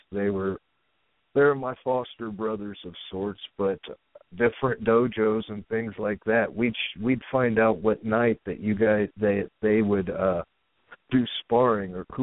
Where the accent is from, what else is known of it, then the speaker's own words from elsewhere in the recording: Dayton, Ohio, United States; um, I spent, uh, I guess, maybe the ch- my childhood uh, around Dayton, Ohio area.